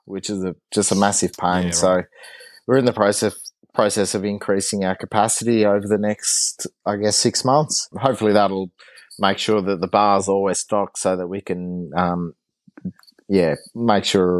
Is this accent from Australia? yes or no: yes; Launceston, Tasmania, Australia; also born or lived in Hadspen, Tasmania / Hobart, Tasmania; I grew up in, I grew up in Prospect in Launceston, and then we moved out towards Hadspin when I was a teenager, and then I went down to Hobart to do uni